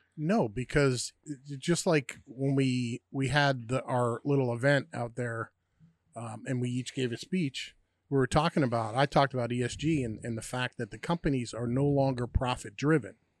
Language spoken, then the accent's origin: English; United States; also born or lived in New York / Pennsylvania; me growing up in New York and Pennsylvania